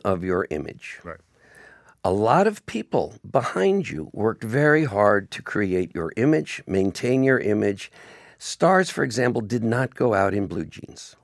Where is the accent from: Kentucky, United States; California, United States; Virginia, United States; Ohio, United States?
California, United States; Beverly Hills; now in Toronto, Canada; I grew up in Beverly Hills, and quite literally, movie stars lived on every block.